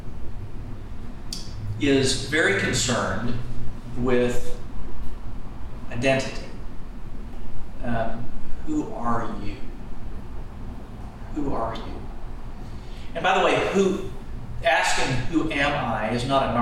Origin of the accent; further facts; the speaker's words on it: New Braunfels, Texas, United States; I'm from New Braunfels, Texas. I'm, in church work